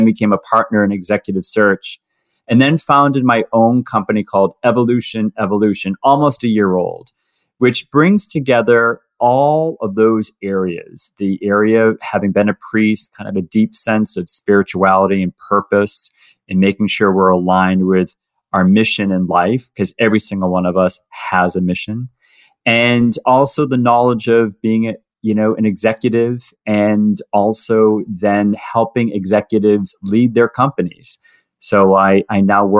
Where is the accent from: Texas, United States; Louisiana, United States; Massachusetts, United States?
Massachusetts, United States; Boston; also born or lived in Ohio; I'm from Boston, Massachusetts, originally. That's where I was born and raised.